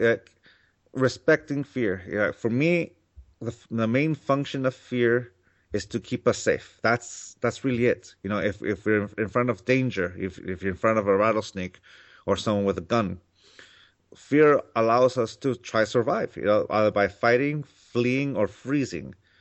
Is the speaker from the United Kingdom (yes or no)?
no; Mexico; now in California, United States; I grew up in Mexico.